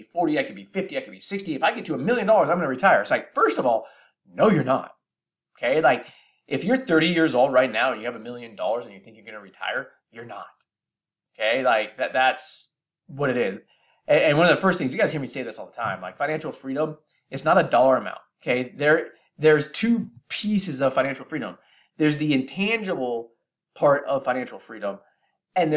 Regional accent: Bay Area, California, United States; I'm from the Bay Area in California

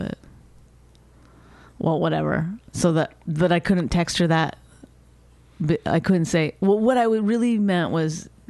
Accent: Canada; because she's Canadian and I'm Canadian.

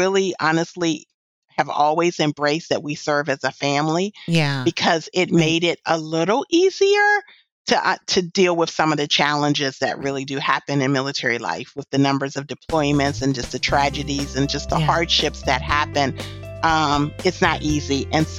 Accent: California, United States; born there; And, oh, I was born in California.

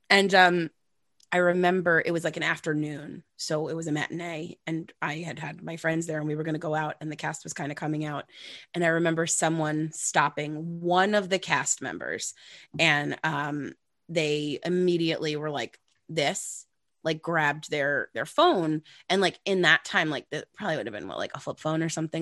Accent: Long Island, New York, United States; growing up on Long Island

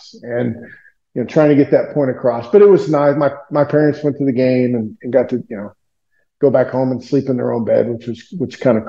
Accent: Tulsa, Oklahoma, United States; moved away; Tulsa, my hometown

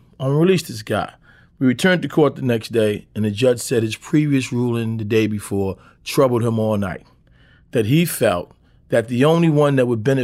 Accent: New York City, New York, United States; I grew up in Lafayette Gardens where it was kind of like one block with 80,000 people on it, you know, in a housing project

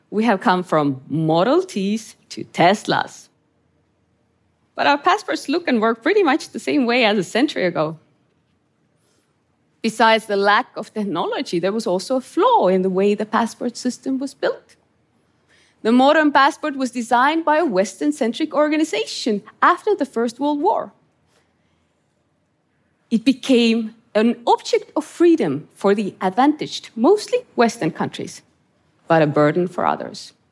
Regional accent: Estonia; born or raised there

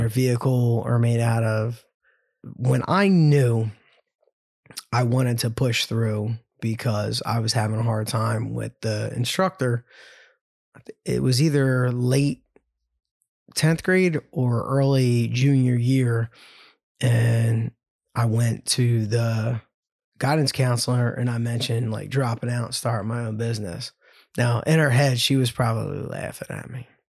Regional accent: Ambler, Pennsylvania, United States; Love growing up in Ambler. I love knowing that I came from Wissahickon

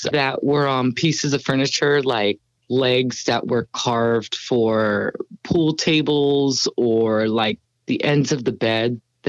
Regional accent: Ciudad Juarez, Chihuahua, Mexico; moved away as an adult; also born or lived in Houston, Texas / Los Angeles, California / North Carolina / Arizona; now in San Antonio, United States; I was born in Houston, Texas. But as a child, I grew up in Los Angeles, California. And then my mom moved us to Ciudad Juarez, Chihuahua in Mexico.

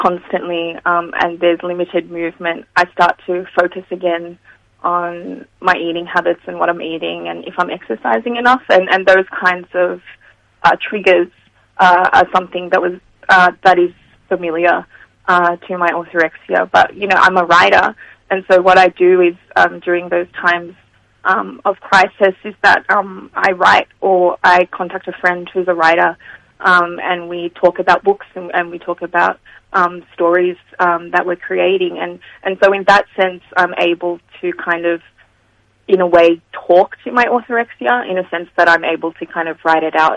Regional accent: Sydney, New South Wales, Australia; I'm from kind of Mount Druitt

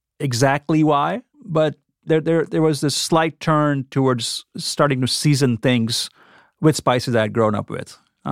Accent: Oxford, Mississippi, United States; I grew up here. I work here. And so I guess you get this question, you know, a lot of times, where are you from? And then you say Oxford, Mississippi, and followed by, no, where are you really from?

